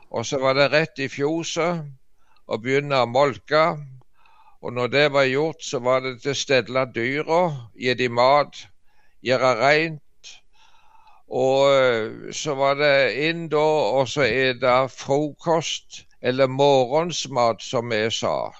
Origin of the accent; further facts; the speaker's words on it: Varhaug, Rogaland, Norway; molkemaskinen ble installert i fjoset hjemme på Varhaug